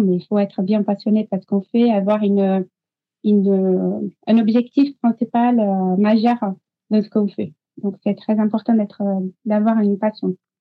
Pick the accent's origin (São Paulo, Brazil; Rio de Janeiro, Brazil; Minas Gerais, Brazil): São Paulo, Brazil; French is a second language; moved away as an adult; also born or lived in Montpellier, France; now in France; Moi, je suis brésilienne. donc, je suis née au Brésil, à São Paulo